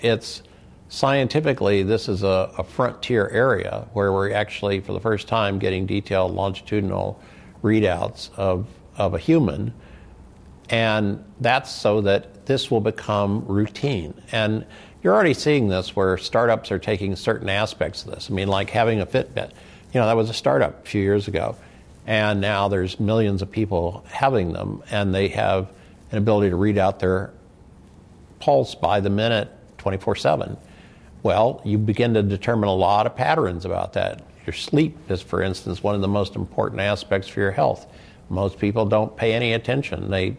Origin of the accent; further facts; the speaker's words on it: Midwest, United States; now in San Diego, United States; when I came here to San Diego in 2000, and I was from the Midwest, and I was overweight, and I didn't exercise